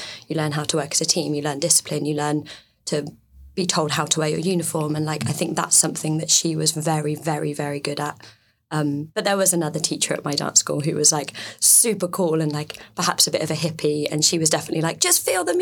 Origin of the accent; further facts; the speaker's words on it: Weymouth, South West England, United Kingdom; I was brought up in a seaside town